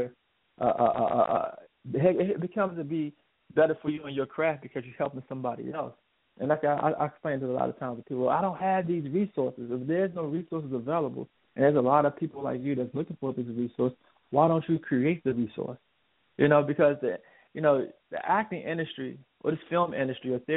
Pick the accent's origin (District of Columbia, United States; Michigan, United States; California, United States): District of Columbia, United States; Washington; I'm from Washington D.C. area